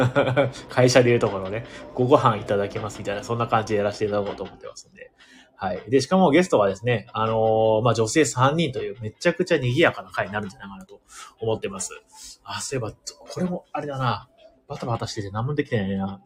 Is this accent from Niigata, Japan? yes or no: no; Imabari, Ehime, Japan; now in Tokyo, Japan; 出身今治ってとこ